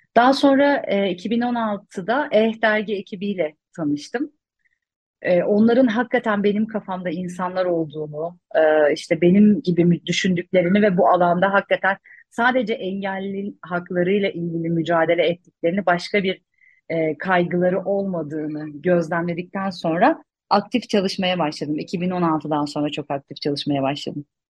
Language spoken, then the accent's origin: Turkish; Konya, Turkey; ben Konyalıyım aslen ve Konya'da benim dönemimde, e, Körler Okulu yoktu